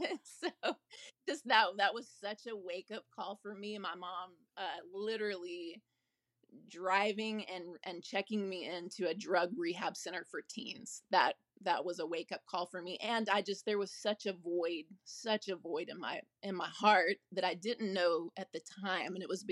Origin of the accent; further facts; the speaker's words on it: Dallas, Texas, United States; I was born in Dallas, Texas. I lived there until I graduated high school.